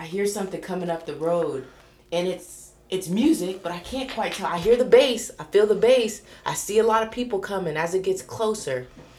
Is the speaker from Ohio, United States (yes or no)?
yes; Coshocton, Ohio, United States; growing up in Coshocton and listening to the sounds on MTV